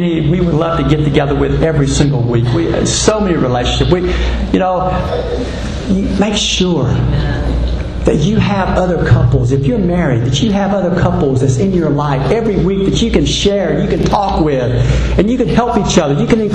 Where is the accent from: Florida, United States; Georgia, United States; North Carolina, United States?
North Carolina, United States; now in Texas, United States; my home state of North Carolina